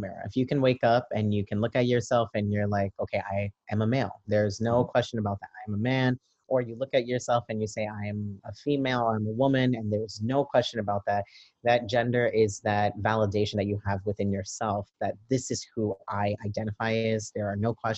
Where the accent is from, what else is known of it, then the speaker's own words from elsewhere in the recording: New York City, New York, United States; I am a Brooklyn native. I was born and raised in East New York in Brooklyn